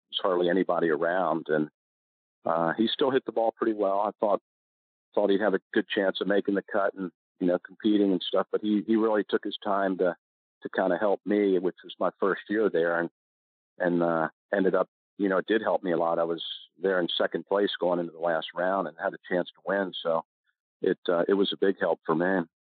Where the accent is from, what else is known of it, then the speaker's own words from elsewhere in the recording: Maryland, United States; I was from Maryland